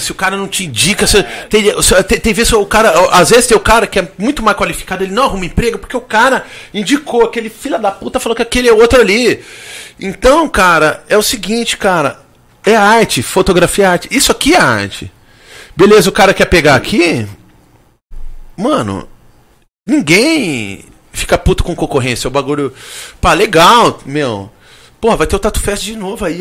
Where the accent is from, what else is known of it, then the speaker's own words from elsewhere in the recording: Brazil; eu sou brasileiro